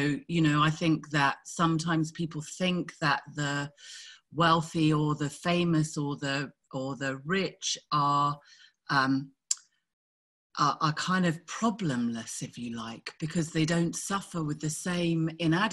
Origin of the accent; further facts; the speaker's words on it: United Kingdom; I grew up in Thatcher.